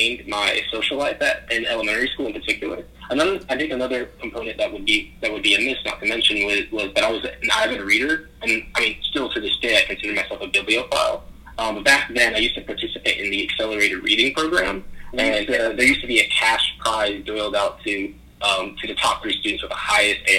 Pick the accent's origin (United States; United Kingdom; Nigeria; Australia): United States; Charlotte, North Carolina; also born or lived in Manhattan, New York; I was born in Manhattan, New York. And around the year 2000, I kind of made my move down here to Charlotte, North Carolina, kind of involuntarily so, because my parents were coming down here for economic opportunities